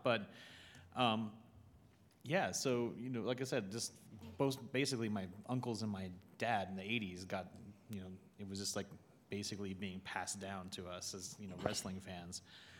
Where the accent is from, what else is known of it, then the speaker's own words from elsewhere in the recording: Texas, United States; I grew up in Texas, so as a Texan